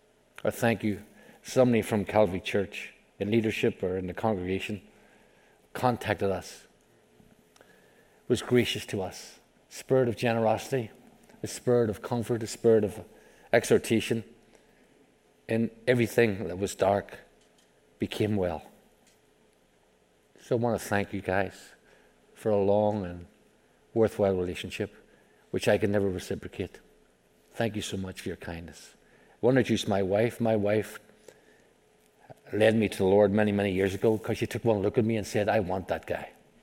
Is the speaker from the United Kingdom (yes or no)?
no; Ireland; I'm Irish. And I really do talk like this, and so will you when you die and go to heaven. And so, look forward to it. I'm not from Mississippi, I'm from Ireland.